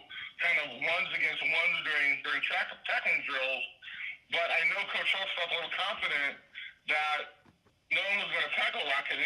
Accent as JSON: {"language": "English", "town": "Chicago", "region": "Illinois", "country": "United States", "tie": "born or raised there", "also_born_or_lived": "South Bend, Indiana", "said": "I'm currently the athletic director at a Division I school here in the Chicago area called Chicago State University"}